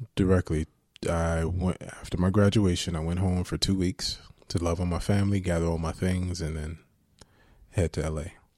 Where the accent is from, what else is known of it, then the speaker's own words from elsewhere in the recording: Jersey City, New Jersey, United States; I grew up in Booker T Projects in, um, Jersey City, New Jersey